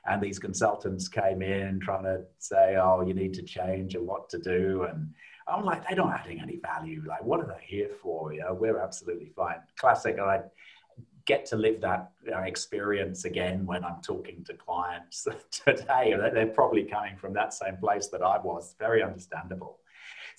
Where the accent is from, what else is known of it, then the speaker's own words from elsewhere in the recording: South Lincolnshire, East Midlands, United Kingdom; now in Australia; I grew up in a small town in South Lincolnshire in the UK